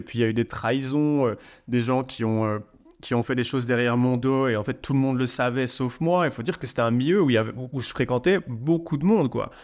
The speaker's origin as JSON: {"language": "French", "town": "Liège", "region": "Wallonia", "country": "Belgium", "tie": "born or raised there", "said": "J'étais dans la ville de Liège, en Belgique, c'est ma ville natale"}